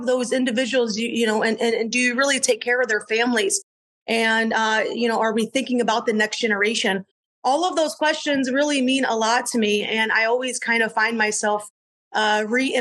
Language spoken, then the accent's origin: English; Southwest Michigan, United States; moved away as an adult; I grew up in Southwest Michigan, where it's really the fruit belt of Michigan